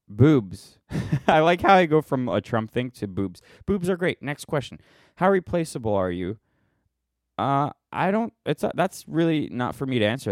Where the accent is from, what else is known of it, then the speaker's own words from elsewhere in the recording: United States; we're American